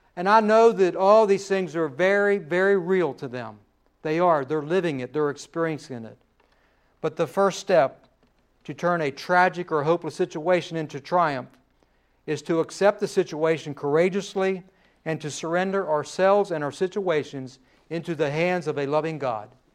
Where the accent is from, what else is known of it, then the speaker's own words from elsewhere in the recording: United States; We are an American